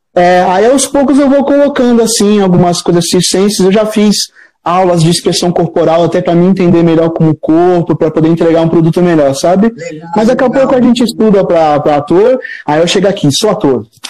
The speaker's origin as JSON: {"language": "Portuguese", "town": "Guarujá", "region": "São Paulo", "country": "Brazil", "moved": "as an adult", "lives_now": "São Paulo, Brazil", "said": "Eu sou do litoral de São Paulo, mas as minhas avós são, são uma do Maranhão, Paraíba, desculpa, e a outra do Ceará"}